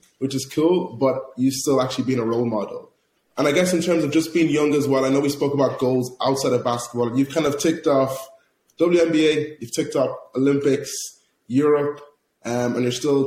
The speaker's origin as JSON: {"language": "English", "country": "Ireland", "tie": "born or raised there", "said": "growing up in Ireland"}